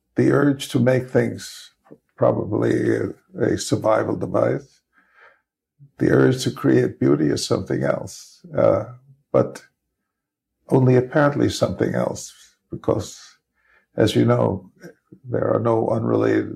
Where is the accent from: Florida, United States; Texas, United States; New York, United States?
New York, United States; New York City; I grew up in the Bronx